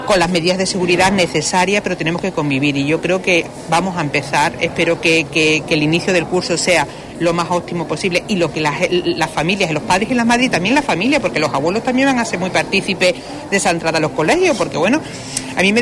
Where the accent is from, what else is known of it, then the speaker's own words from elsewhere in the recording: Huelva, Andalusia, Spain; yo como una onubense que soy y una onubense más, pues quiero acercarme con mis hijos